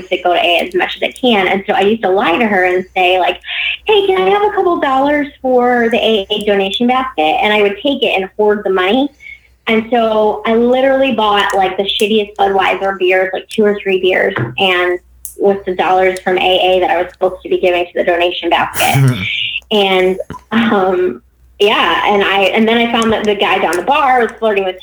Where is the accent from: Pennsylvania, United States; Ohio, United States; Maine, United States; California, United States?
Ohio, United States; Cleveland; moved away as an adult; also born or lived in San Diego / Florida / Virginia; I left Virginia and moved back to my hometown of Cleveland